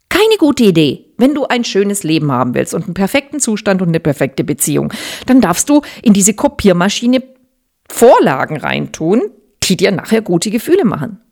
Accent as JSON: {"language": "German", "country": "Germany", "tie": "born or raised there", "said": "ich bin in Deutschland geboren"}